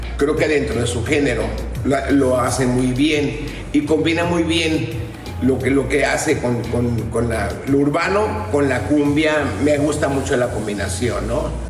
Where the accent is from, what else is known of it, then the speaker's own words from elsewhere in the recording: Mexico; como mexicano